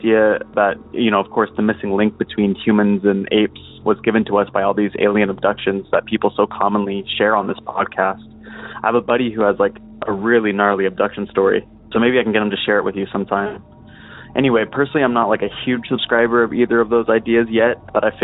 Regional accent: Moses Lake, Washington, United States; a little town called Moses Lake. I was around 10

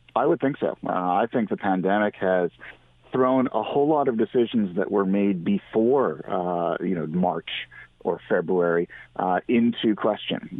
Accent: Canada; as a Canadian

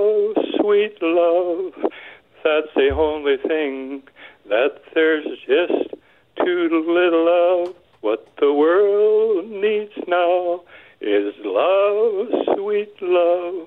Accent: Birtle, Manitoba, Canada; I originally grew up in Birtle, Manitoba, but we farmed just west of Birtle

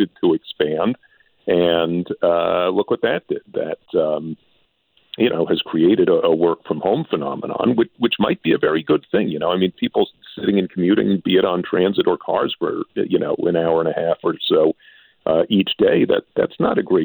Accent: New York City, New York, United States; now in Canada; I grew up in New York City

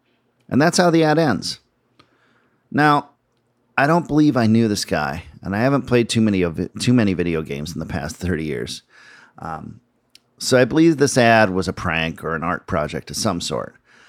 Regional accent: Minneapolis, Minnesota, United States; moved away; We came to Minneapolis to play a show in my hometown

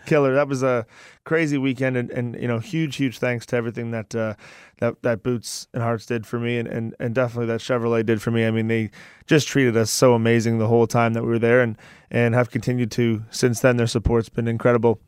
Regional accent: Ajax, Ontario, Canada; And I'm from Ajax, which is like twenty minutes from

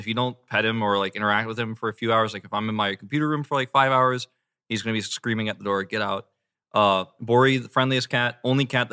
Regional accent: Atlanta, Georgia, United States; I'm from Atlanta

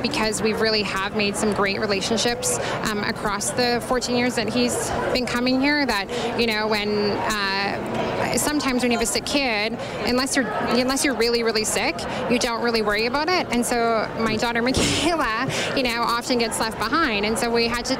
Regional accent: Spruce Grove, Alberta, Canada; We're from Spruce Grove

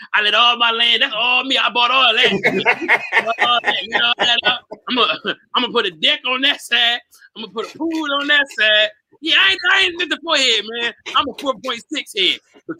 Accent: Detroit, Michigan, United States; I'm from where the fiends is. I'm from Brightmoor, nigga.

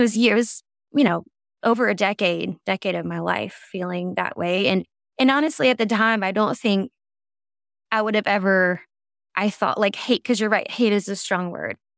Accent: the South, United States; I grew up in the South

